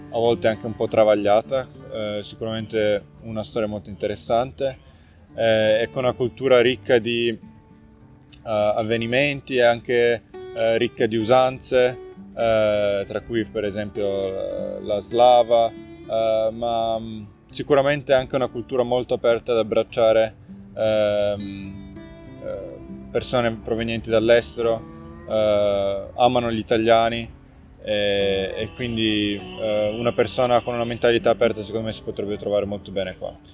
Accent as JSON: {"language": "Italian", "town": "Turin", "region": "Piedmont", "country": "Italy", "moved": "yes", "lives_now": "Novi Sad, Serbia", "said": "ho 32 anni, sono originario di Torino. Ormai vivo da 7 anni qua a Novi Sad eh, con la mia famiglia, mia moglie è serba"}